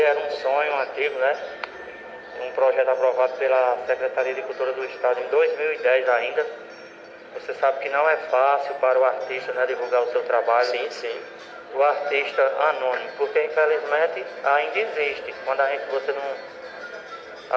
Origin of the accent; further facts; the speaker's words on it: Missão Velha, Ceará, Brazil; lá para a minha cidade, Missão Velha